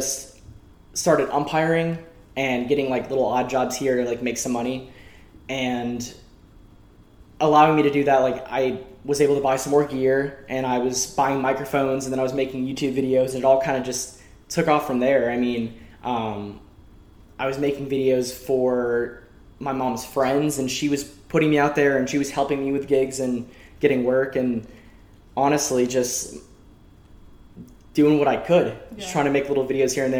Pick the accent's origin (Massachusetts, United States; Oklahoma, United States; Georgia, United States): Georgia, United States; Woodstock; I'm from Woodstock, Georgia